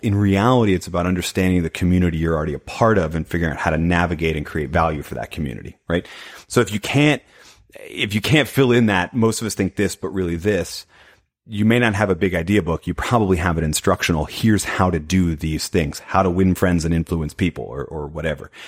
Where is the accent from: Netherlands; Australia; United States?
United States; New England; now in Tulsa, United States; I grew up in New England. Now I live in Oklahoma